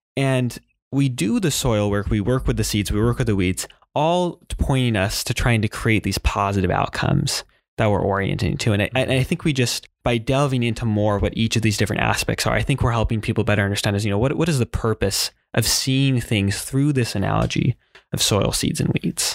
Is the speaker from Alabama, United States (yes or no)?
no; Hawaii, United States; moved away as an adult; now in Salem, United States; I grew up in Hawaii.